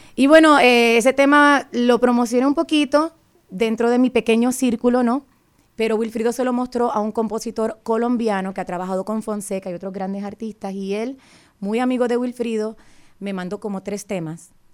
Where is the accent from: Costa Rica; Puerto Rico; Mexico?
Puerto Rico; Fajardo; moved away as an adult; now in Virginia, United States; Él y yo estudiamos juntos en, en la escuela superior en mi pueblo de Fajardo